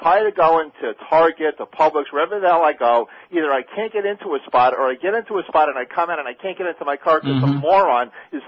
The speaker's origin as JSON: {"language": "English", "region": "New York", "country": "United States", "also_born_or_lived": "Santa Monica, California", "moved": "yes", "lives_now": "Pompano Beach, United States", "said": "Why do I live down here even though I'm from New York?"}